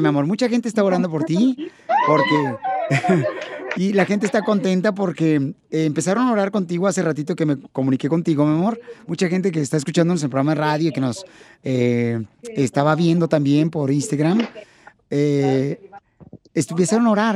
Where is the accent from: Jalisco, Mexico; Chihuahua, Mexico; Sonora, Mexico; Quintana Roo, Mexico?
Jalisco, Mexico; Ocotlán; now in United States; yo nací en Ocotlán